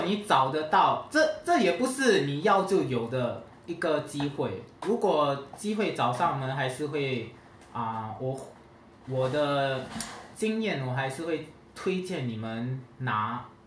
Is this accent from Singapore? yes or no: yes; Singapore; 我是来自新加坡的